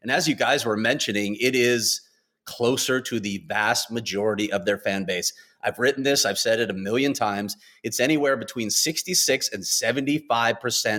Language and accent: English; Chicago, Illinois, United States; I grew up in Chicago in the United Center.